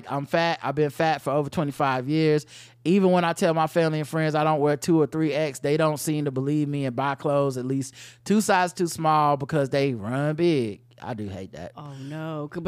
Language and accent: English; Ohio, United States; Now, now, granted, I'm from Ohio, it'd be cold as fuck